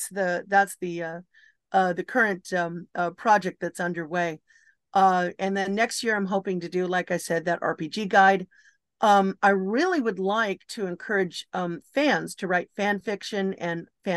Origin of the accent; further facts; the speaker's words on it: Los Angeles, California, United States; I'm from Los Angeles